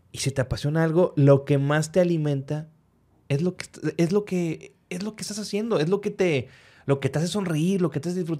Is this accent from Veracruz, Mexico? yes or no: no; Reynosa, Tamaulipas, Mexico; es que soy de Reynosa.